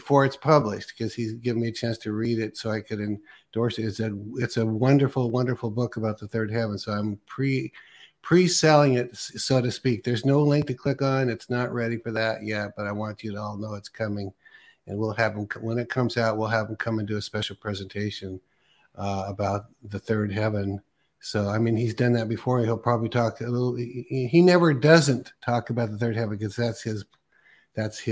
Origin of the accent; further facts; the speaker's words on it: Pacific Northwest, United States; I'm from Green Northwest